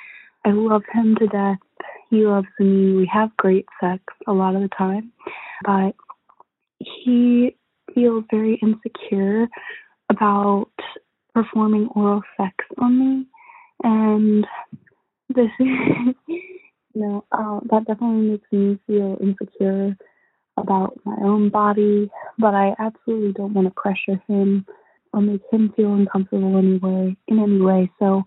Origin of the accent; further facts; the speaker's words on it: Midwest, United States; I'm a female from the Midwest, bisexual.